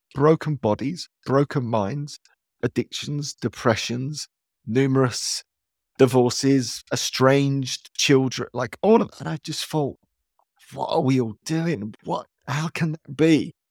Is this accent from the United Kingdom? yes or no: yes; London, United Kingdom; also born or lived in Dagenham; I grew up in East London, which was very blue